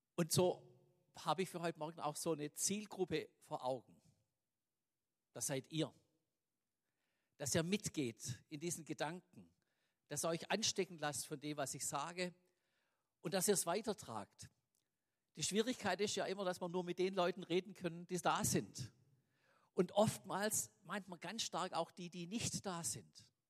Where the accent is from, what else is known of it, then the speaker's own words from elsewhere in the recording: Swabia, Germany; uns selber als Schwaben